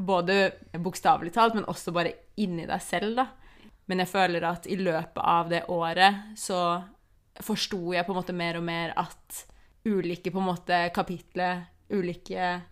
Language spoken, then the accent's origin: Norwegian; Oslo, Norway; moved away as an adult; also born or lived in London; da jeg flytta til London, så var jeg jo hjemme i Oslo nesten hver helg